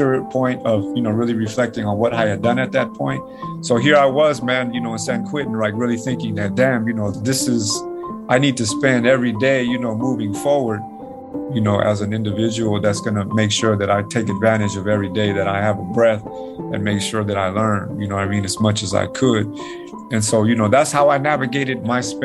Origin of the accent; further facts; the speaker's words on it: Nicaragua; moved away; I'm from Nicaragua